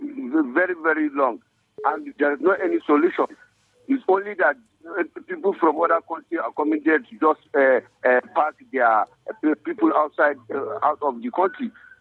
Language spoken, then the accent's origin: English; Nigeria; To travel as a Nigerian, even to enter Nigeria here, you have to make some papers.